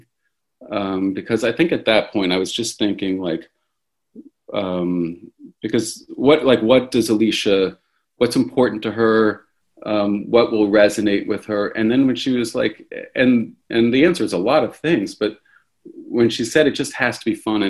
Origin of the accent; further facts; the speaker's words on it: Washington, District of Columbia, United States; also born or lived in India / El Salvador; I grew up in Washington, D.C.